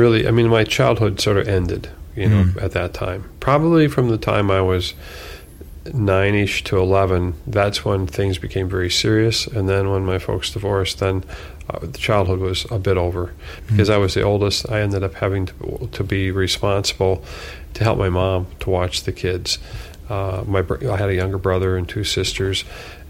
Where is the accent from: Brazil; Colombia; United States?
United States; Minnesota; I grew up in Minnesota